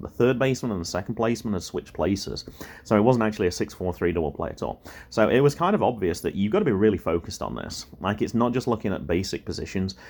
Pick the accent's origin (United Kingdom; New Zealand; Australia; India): United Kingdom; England; accent: English; moved away; my accent was English